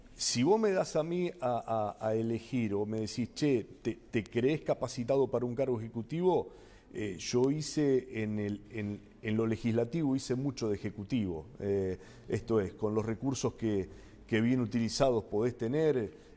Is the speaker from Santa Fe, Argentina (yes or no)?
yes; Rosario, Santa Fe, Argentina; Soy un rosarino, de, me, siento un rosarino de pura cepa